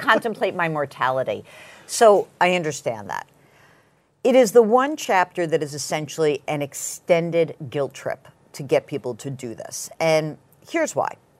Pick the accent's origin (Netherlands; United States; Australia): United States; Westchester, New York; I grew up in Westchester